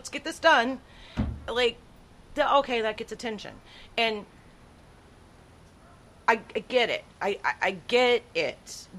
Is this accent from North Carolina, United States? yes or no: no; Texas, United States; born there; also born or lived in Tyler, Texas; So, I was born in the Rio Grande Valley. Before I was 5 years old, I think we lived somewhere, Tyler, Texas.